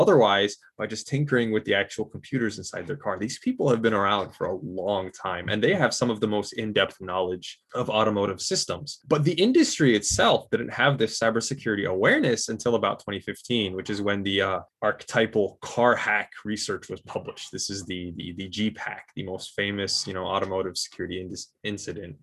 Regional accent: Michigan, United States; I was born and raised in Michigan

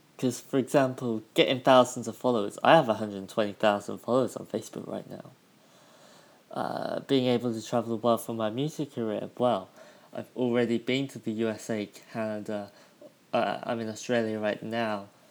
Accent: United Kingdom; moved away; my hometown back in the UK

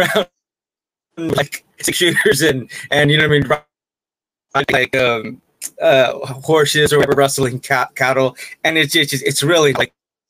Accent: California, United States; now in Asia; because I am from California myself.

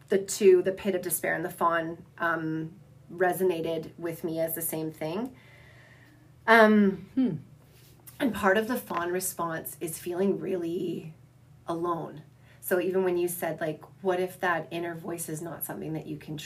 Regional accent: Southern Alberta, Canada; growing up in Southern Alberta

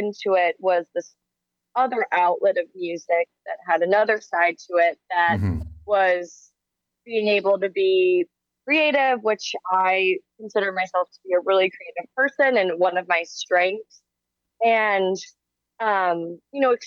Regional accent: Chicago suburbs, Illinois, United States; I'm a musician from the Chicago suburbs, currently a musician in downtown Chicago

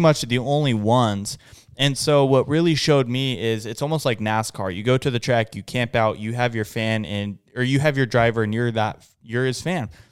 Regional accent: West Coast, United States; we're not locals. We're from the West Coast

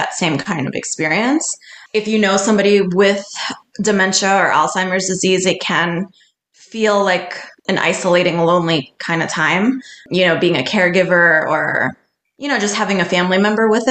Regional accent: New York City, New York, United States; growing up in New York City

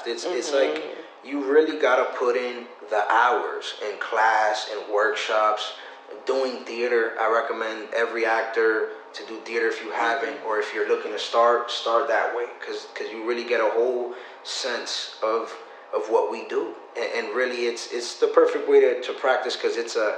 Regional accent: Massachusetts, United States; I come from Massachusetts, small inner city.

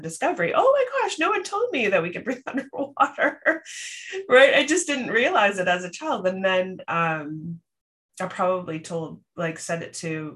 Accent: Canada; accent: Canadian; it's my Canadian accent

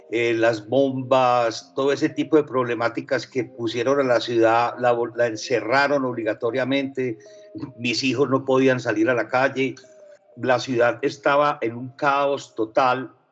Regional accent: Medellín, Antioquia, Colombia; accent: paisa; first language French; Spanish is a second language; also born or lived in France; yo, nací en Francia y aprendí a hablar español eh, aquí en Medellín, en el Colegio Benedictino, cuando tenía 12 años. Entonces, mi primera lengua es el francés, obviamente, pero mi segunda lengua es el paisa.

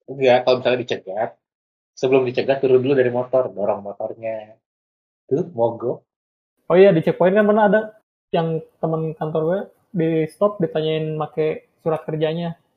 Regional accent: Batam, Riau Islands, Indonesia; Tentu mak jatah ke daerah saya uang Batam. Dari Batam dikirim. Putra daerah.

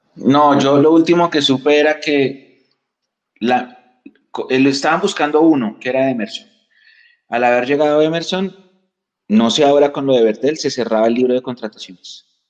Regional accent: Bogotá, Colombia; Yo nací en otro país, pero tengo mi cédula de ciudadanía. Yo soy colombiano

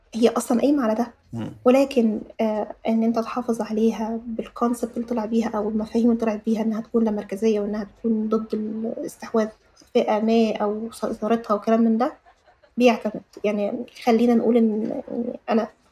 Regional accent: Egypt; عندنا في مصر

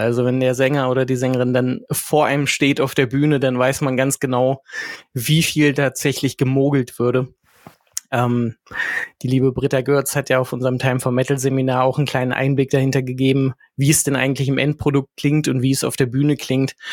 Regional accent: West Germany, Germany; moved away; ich mich ja auch einreihen als Wessi

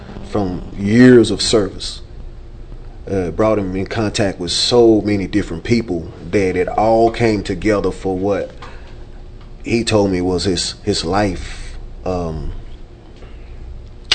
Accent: Dallas, Texas, United States; we're originally from Dallas

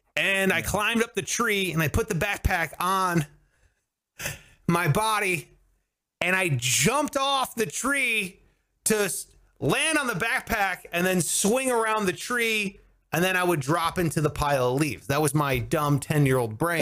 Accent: Cleveland, Ohio, United States; I must have been like ten or eleven, and growing up in Cleveland

